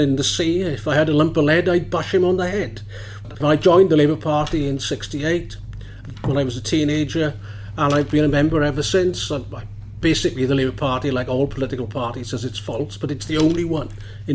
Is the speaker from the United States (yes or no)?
no; Maesteg, Wales, United Kingdom; I'm born and bred in Maesteg